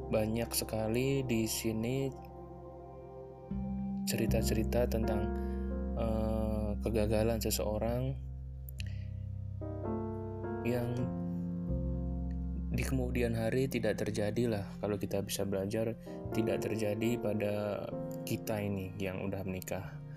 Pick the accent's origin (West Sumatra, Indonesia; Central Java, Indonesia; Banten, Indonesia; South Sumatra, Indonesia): Central Java, Indonesia; Aku asli Jawa Tengah tapi aku tidak akan menyebutkan dari mana asalku lebih spesifik.